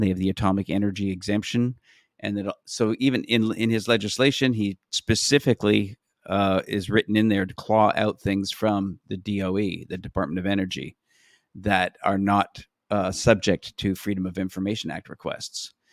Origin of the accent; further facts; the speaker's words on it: Canada; I'm from Canada